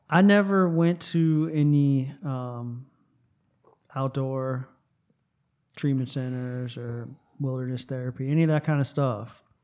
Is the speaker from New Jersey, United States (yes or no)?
no; South Florida, United States; moved away as an adult; I grew up in South Florida